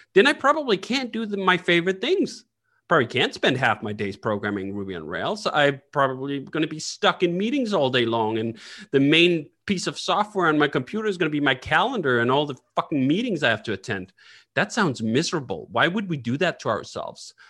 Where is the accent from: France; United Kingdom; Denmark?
Denmark; Copenhagen, Capital Region of Denmark; moved away as an adult; also born or lived in United States; I happen to sit in Copenhagen right now, and that's where I grew up